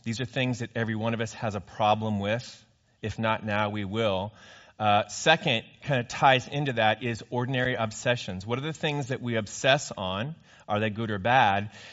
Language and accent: English; California, United States; I grew up in California.